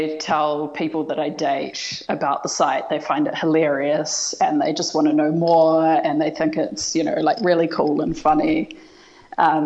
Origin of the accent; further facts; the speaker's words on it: New Zealand; I'm from New Zealand